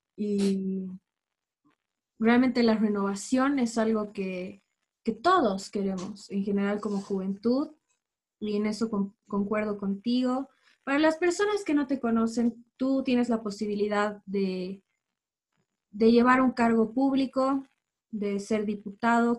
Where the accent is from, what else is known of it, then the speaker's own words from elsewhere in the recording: Bolivia; De todos como bolivianos.